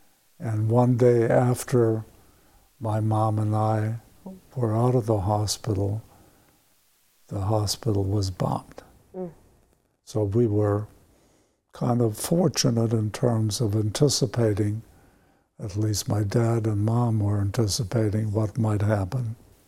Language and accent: English; Poland; born there; English is a second language; And that's when they attacked Poland. And my mother was pregnant with me at that time. And I was born on September 20th, 1939.